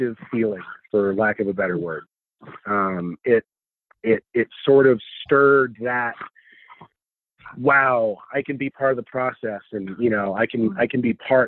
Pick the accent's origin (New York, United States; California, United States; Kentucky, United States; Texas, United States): Texas, United States; Odessa; moved away as an adult; also born or lived in Austin, Texas; now in Albuquerque, United States; That's my hometown. That's where I grew up